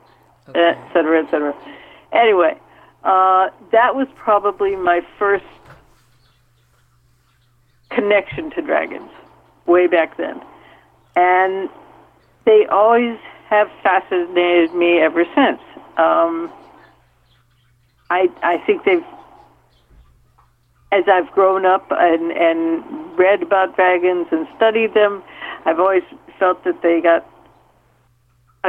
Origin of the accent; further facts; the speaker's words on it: Minnesota, United States; I grew up in Minnesota